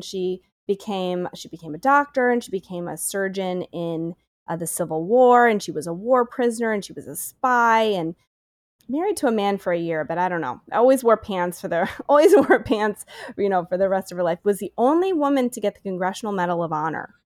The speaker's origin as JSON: {"language": "English", "town": "Syracuse", "region": "New York", "country": "United States", "moved": "yes", "said": "I'm from Syracuse originally"}